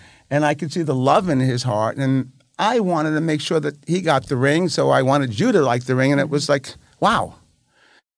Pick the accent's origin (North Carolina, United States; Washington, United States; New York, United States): New York, United States; New York City; moved away; I'm from Brooklyn